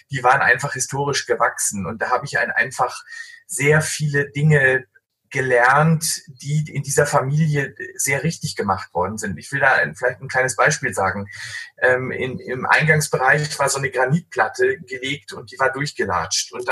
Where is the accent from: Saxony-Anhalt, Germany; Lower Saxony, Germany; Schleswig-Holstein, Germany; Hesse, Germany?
Schleswig-Holstein, Germany; Ich komme ähm, aus dem hanseatischen Umfeld. Ich bin da geboren in Schleswig-Holstein und auch aufgewachsen